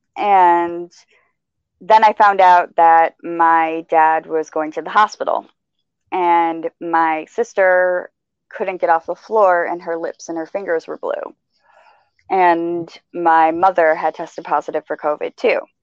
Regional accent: Michigan, United States; I'm from Michigan, driving in snow

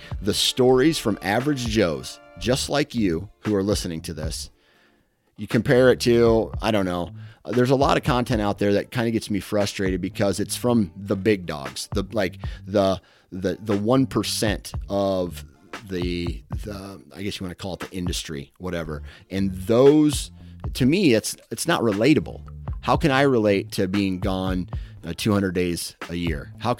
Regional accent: Iowa, United States; I'm from Iowa, dude.

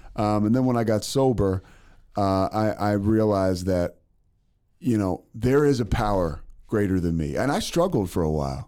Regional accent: Philadelphia, Pennsylvania, United States; also born or lived in Monroe, Louisiana; now in Waco, United States; I'm from Philadelphia

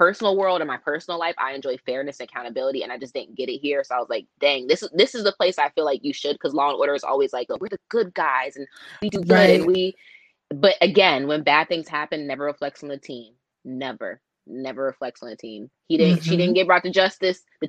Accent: East Coast, United States; I'm from the East Coast

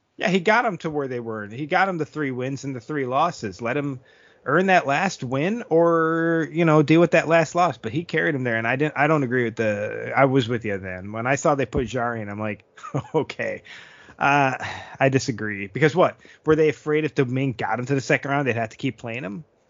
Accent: United States; I'm American.

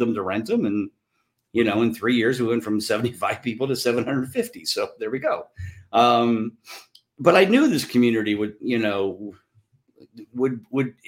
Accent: Canton, Ohio, United States; growing up in Canton and watching the Hall of Fame weekend

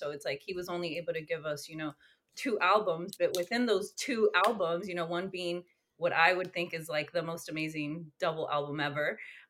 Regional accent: California, United States; I grew up in Northern California, but on the coast, close to Santa Cruz.

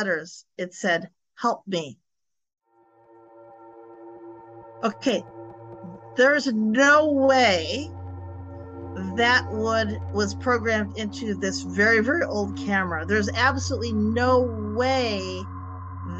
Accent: Illinois, United States; moved away as an adult; now in Florida, United States; when I grew up in Illinois, and we moved down to Florida probably about 24, 25 years ago

